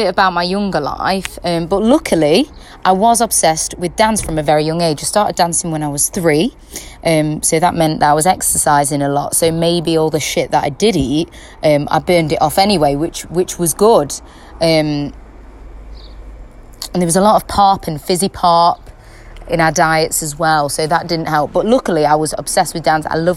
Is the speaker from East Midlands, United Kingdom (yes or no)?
yes; Kirkby in Ashfield, East Midlands, United Kingdom; I was born and bred in Kirkby in Ashfield, and that's, if you don't know where Kirkby in Ashfield is, it's in Nottinghamshire, England.